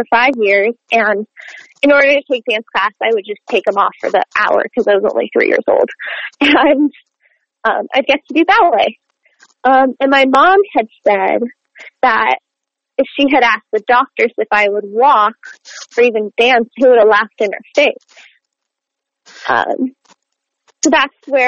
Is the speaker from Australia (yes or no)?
no; Montreal, Quebec, Canada; moved away as an adult; now in United States; I was born in Montreal, Quebec, mm-hmm. Canada, so the French part of Canada